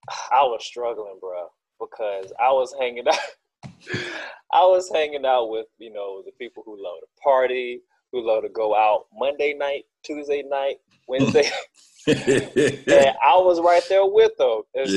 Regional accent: Macon, Georgia, United States; So I had a base understanding of, okay … I'm from Macon.

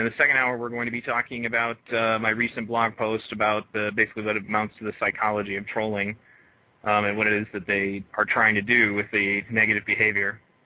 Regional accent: Michigan, United States; most of my childhood was in Michigan

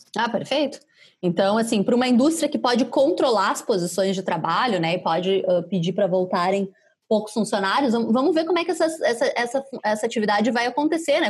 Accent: Caxias do Sul, Rio Grande do Sul, Brazil; moved away; Caxias, lá minha terra

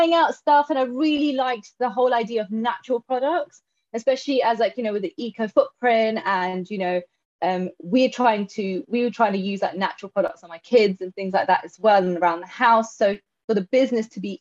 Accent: London, United Kingdom; now in Milton Keynes, United Kingdom; I am from Milton Keynes, but originally from London.

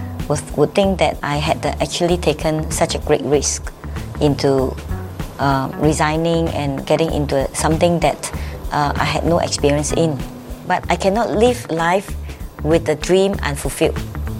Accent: Singapore; I'm from Singapore

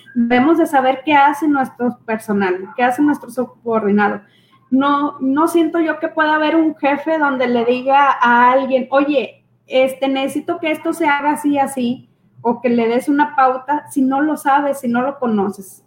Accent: Mexico; los mexicanos

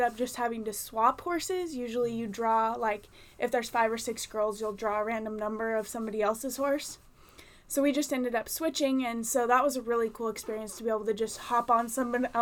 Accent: San Luis Obispo, California, United States; I'm from San Luis Obispo

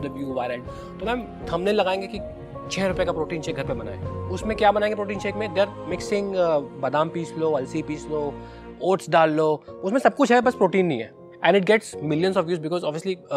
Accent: Kanpur, Uttar Pradesh, India; मैं कानपुर में पला बढ़ा हूँ

